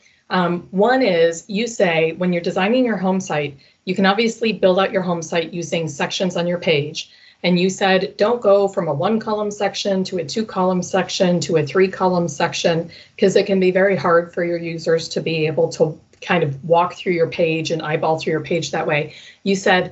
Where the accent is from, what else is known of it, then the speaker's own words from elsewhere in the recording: Minnesota, United States; I'm from Minnesota.